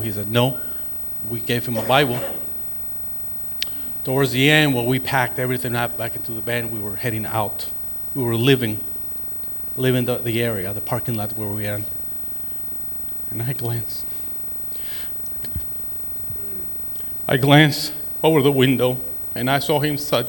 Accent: city bordering El Paso, Chihuahua, Mexico; English is a second language; moved away as an adult; now in United States; Being from the city that I am, that is borderline from El Paso, Texas, I always have a lot of missionaries from this country coming into my hometown

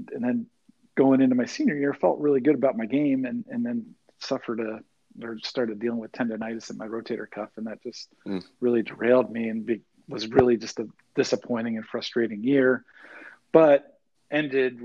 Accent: Connecticut, United States; growing up in Connecticut

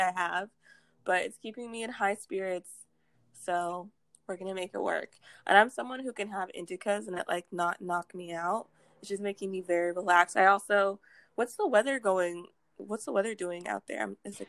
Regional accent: Houston, Texas, United States; also born or lived in Massachusetts; we went to Texas. So I am from Texas now.

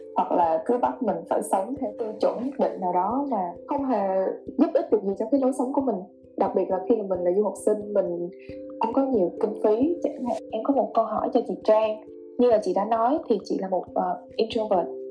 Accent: Ho Chi Minh City, Vietnam; em thì là người Sài Gòn

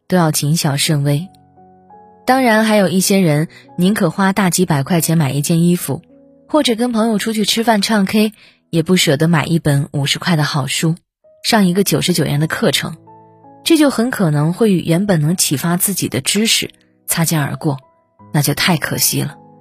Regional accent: a small city in Shandong, China; moved away as an adult; now in Beijing, China; 像我这样一个来自山东小城普通家庭的孩子

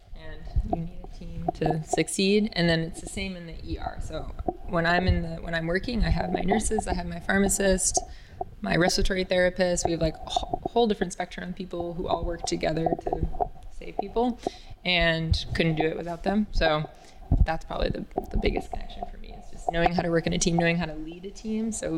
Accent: Maine, United States; moved away as an adult; also born or lived in California; I grew up in Maine, so pretty random. And then I moved to California

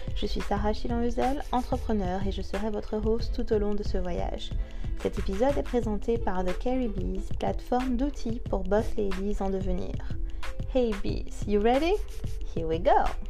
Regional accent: Martinique; je suis née en Martinique, j'ai grandi en Martinique

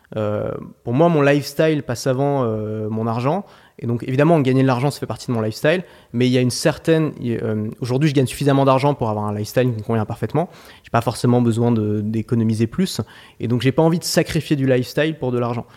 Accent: Paris, Île-de-France, France; J'ai grandi à Paris

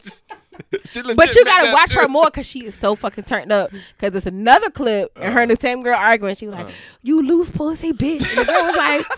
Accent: Norfolk, Virginia, United States; I'm from Norfolk.

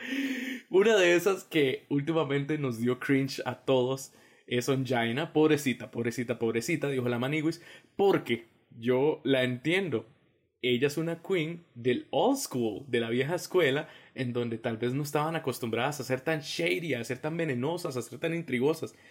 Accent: Costa Rica; como decimos nosotros los ticos

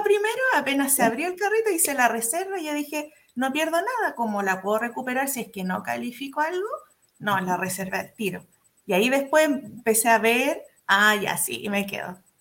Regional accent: Curicó, Maule, Chile; soy de Curicó, en la región del Maule

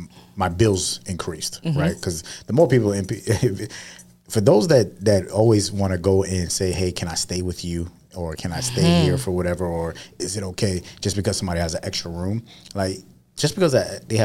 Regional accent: New York City, New York, United States; also born or lived in Springfield Gardens, Queens; when we moved from Far Rockaway, we lived in Springfield Gardens. That's where we lived

